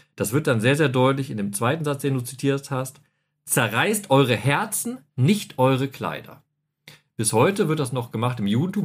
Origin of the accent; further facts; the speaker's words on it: North Rhine-Westphalia, Germany; Ich bin ja im Westfalen groß geworden